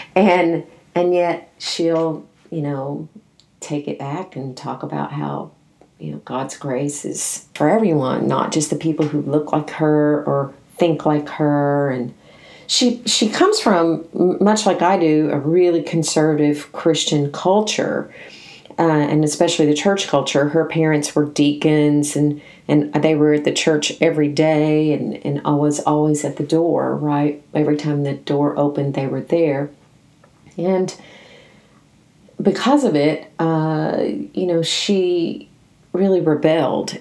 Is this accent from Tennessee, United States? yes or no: yes; Nashville, Tennessee, United States; I grew up in Nashville, Tennessee, where this particular denomination is huge there, huge